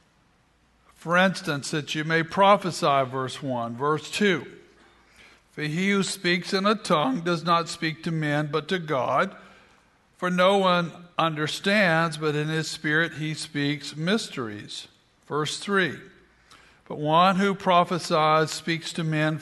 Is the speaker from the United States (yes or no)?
yes; South Carolina, United States; growing up in South Carolina, we pronounced it Earl Flynn